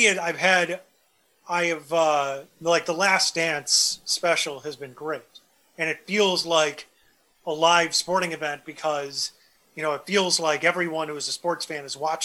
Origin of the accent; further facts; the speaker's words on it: Deerfield, Illinois, United States; I grew up in the north suburbs in Deerfield